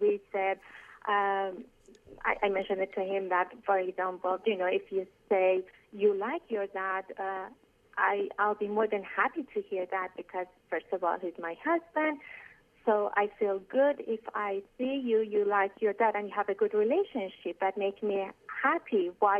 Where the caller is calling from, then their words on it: Canada; I'm calling from Canada.